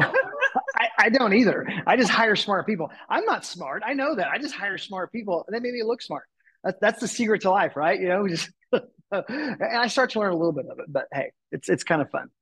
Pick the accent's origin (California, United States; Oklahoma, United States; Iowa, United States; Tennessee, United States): Oklahoma, United States; Tulsa; moved away as an adult; I moved back to my hometown and was living in Tulsa